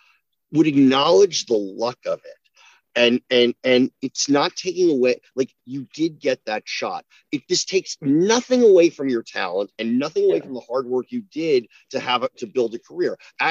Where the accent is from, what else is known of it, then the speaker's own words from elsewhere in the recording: New Jersey, United States; I'm from New Jersey, but I can't deny that I came from a community where it was expected that people go to college